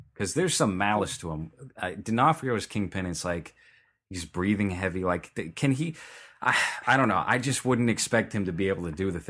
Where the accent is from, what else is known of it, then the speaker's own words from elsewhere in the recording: New York, United States; now in California, United States; It sounded like I'm from New York, but I've lived in California long enough to not have a New York accent.